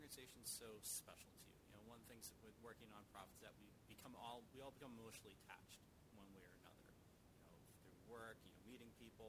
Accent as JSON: {"language": "English", "town": "Hanover", "region": "Massachusetts", "country": "United States", "tie": "born or raised there", "said": "I grew up in Hanover"}